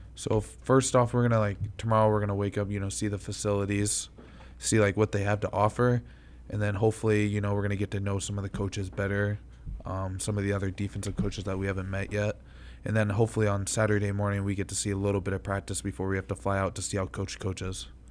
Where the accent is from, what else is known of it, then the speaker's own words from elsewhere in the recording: Kentucky, United States; moved away; also born or lived in Connecticut; we're originally from Kentucky